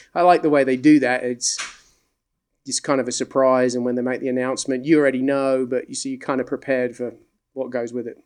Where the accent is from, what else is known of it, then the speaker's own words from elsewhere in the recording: England, United Kingdom; moved away; also born or lived in the South (US); I grew up in England. Uh, people say, "You're Australian." No, I'm English. I've just lived in the South for a long time.